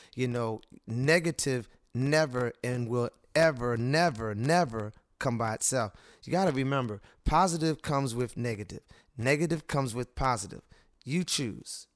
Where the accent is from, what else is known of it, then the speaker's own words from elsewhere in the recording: Cambridge, Maryland, United States; I'm a gentleman that was born and raised in Cambridge, Maryland.